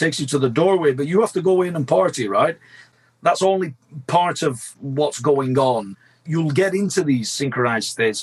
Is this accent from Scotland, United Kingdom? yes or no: no; Blackburn, North West England, United Kingdom; Both of my parents are Italian. I was born in Blackburn, Lancashire, hence the curse of my accent.